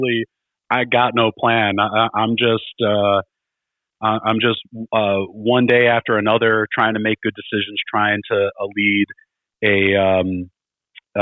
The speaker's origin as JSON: {"language": "English", "town": "Chicago", "region": "Illinois", "country": "United States", "tie": "born or raised there", "said": "I grew up in Chicago"}